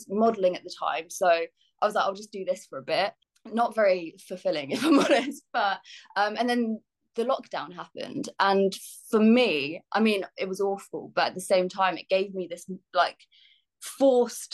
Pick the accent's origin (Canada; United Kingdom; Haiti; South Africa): United Kingdom; Bedfordshire, East of England; moved away as an adult; also born or lived in London; I grew up in Bedfordshire